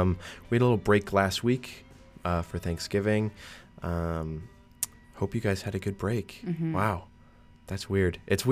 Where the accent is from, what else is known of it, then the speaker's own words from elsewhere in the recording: Massachusetts, United States; I mean, I'm from Massachusetts, so to go up for, what, 4 days, three days, it doesn't make sense.